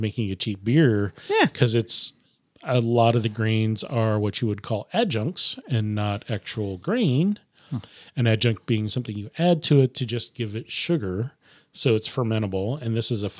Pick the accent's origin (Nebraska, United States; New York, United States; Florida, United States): Nebraska, United States; I'm saying it wrong because I'm from Nebraska. It's a Nebraska thing.